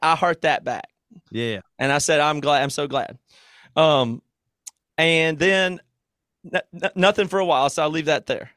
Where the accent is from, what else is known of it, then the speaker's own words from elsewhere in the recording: Greer, South Carolina, United States; moved away; my hometown of Greer